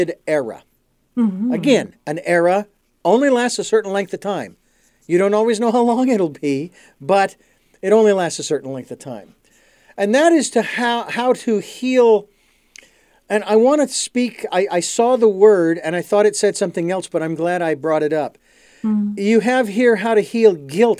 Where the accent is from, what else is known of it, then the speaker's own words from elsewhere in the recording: Phoenix, Arizona, United States; I was born and raised in Phoenix